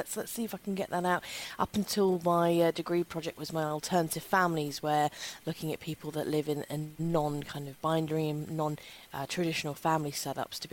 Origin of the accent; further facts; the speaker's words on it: London, United Kingdom; I grew up in London.